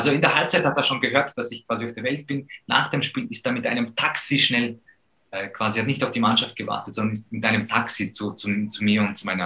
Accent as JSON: {"language": "German", "country": "Poland", "tie": "born or raised there", "said": "wir sind aufgewachsen in Polen und mein Vater war dort schon Profi von meiner Geburt aus."}